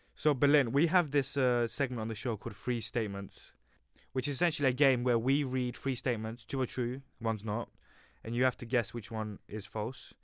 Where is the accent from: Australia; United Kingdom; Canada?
United Kingdom; as a Brit